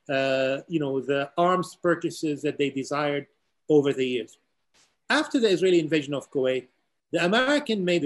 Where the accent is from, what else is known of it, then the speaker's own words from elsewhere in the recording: Beirut, Beirut Governorate, Lebanon; moved away as an adult; also born or lived in Tyre, Lebanon; now in United States; I am originally from the southern city of Tyre, even though I grew up in Beirut.